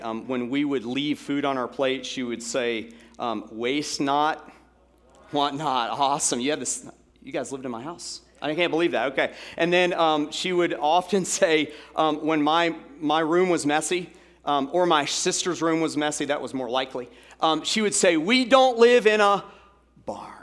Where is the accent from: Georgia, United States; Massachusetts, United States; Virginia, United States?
Georgia, United States; Atlanta; in Atlanta, Georgia, growing up in Atlanta